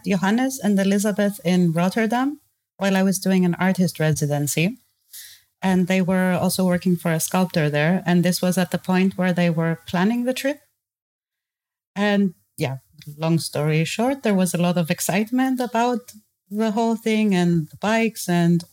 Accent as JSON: {"language": "English", "country": "Cyprus", "moved": "as an adult", "lives_now": "Germany", "said": "I'm from Cyprus, but have been living in Germany the last 4 years"}